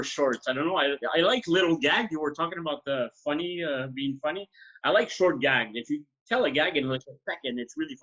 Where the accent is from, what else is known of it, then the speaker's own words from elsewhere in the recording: Quebec, Canada; first language French; English is a second language; I'm French Canadian, so I started learning very early English from Sesame Street